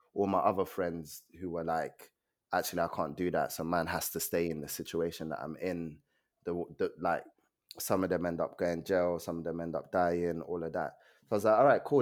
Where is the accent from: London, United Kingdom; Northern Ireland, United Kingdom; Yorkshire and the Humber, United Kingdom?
London, United Kingdom; also born or lived in Nigeria; I was born in Nigeria. Um, I came to this country when I was seven. I lived in Peckham, North Peckham Estate